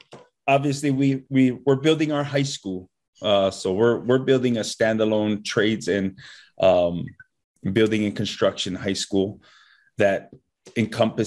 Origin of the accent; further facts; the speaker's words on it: Hanalei, Hawaii, United States; I grew up farming kalo in Hanalei